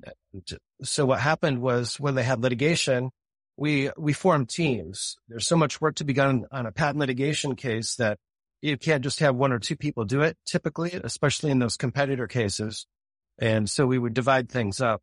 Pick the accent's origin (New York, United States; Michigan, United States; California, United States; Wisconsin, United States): Michigan, United States; Grand Rapids; now in Dallas, United States; I grew up in Grand Rapids, Michigan, and my dad was an attorney